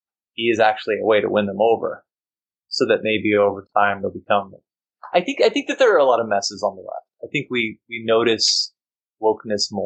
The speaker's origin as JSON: {"language": "English", "region": "Texas", "country": "United States", "moved": "yes", "lives_now": "California, United States", "said": "I'm from Texas"}